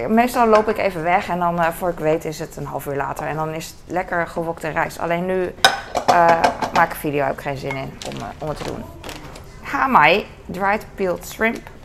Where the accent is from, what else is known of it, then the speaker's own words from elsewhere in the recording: Netherlands; als Nederlander